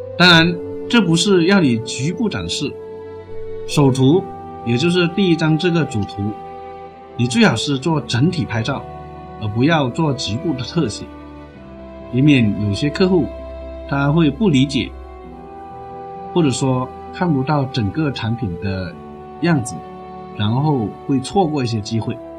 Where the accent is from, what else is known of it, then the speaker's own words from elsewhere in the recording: China; 我们中国人